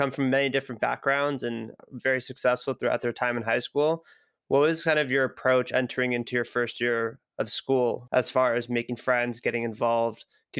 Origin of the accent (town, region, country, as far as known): Redwood City, California, United States; born or raised there